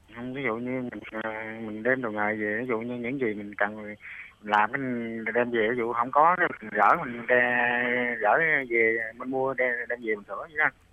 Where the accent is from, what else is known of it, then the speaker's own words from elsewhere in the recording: An Giang, Vietnam; anh đến từ An Giang